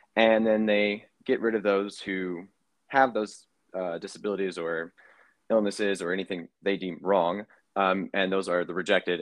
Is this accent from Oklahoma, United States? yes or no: no; Kentucky, United States; now in New York City, United States; I am originally from Kentucky, but now residing in New York City.